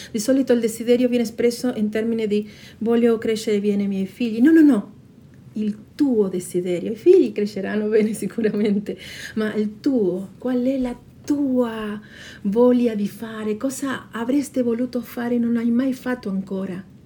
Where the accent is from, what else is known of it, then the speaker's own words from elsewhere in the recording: Patagonia, Argentina; Italian is a second language; moved away as an adult; now in South Tyrol, Italy; sono nata in Patagonia, Argentina. Dal 2001 abito in Subtirol. Nel mio paese d'origine ho studiato lingua e letteratura spagnola